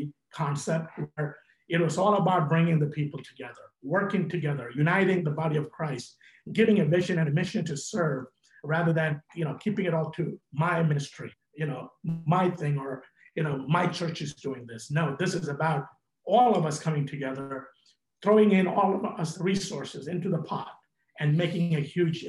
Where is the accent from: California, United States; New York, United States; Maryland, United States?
New York, United States; New York City; also born or lived in India; I grew up in Brooklyn